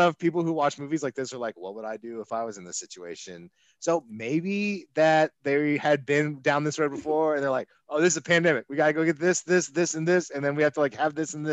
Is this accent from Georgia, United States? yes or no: yes; outside of Atlanta, Georgia, United States; where I grew up outside of Atlanta.